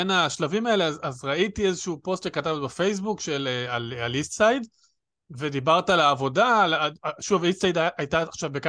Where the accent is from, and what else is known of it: Jerusalem, Jerusalem District, Israel